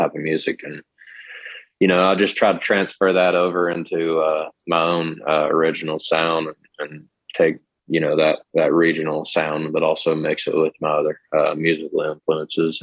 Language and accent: English; Catlettsburg, Kentucky, United States; now in Lexington, United States; I'm from Catlettsburg, Kentucky, which is a northeast part of the state, but I'm living in Lexington these days.